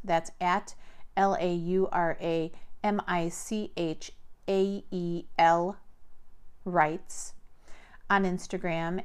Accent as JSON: {"language": "English", "country": "United States", "tie": "born or raised there", "said": "growing up in America"}